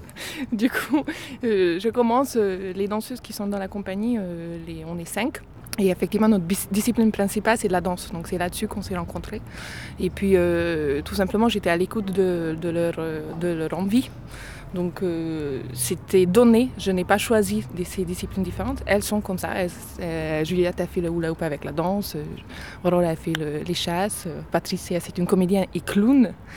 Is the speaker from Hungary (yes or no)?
yes; Budapest, Hungary; French is a second language; now in Cluny, France; Je viens de Budapest